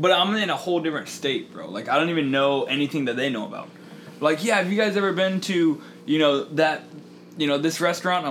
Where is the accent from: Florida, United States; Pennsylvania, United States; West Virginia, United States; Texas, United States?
Texas, United States; Sugar Land; also born or lived in Sioux City, Iowa; I was born in Sioux City, Iowa, and then I moved to Sugarland, Texas. It's like a little suburb of Houston, and then lived there for like 5 years.